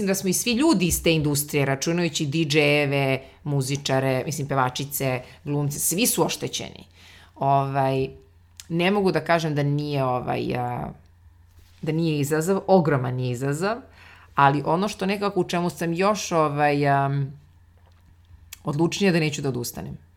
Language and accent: Croatian; Serbia; kod nas u Srbiji